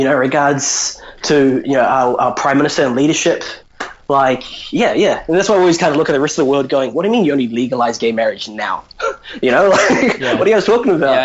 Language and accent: English; New Zealand; I'm Indian, but born and raised in New Zealand